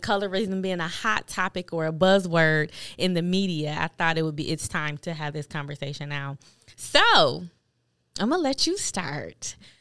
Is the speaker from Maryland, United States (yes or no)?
no; Buffalo, New York, United States; as a kid, um, growing up in Buffalo, New York, I went to a Catholic school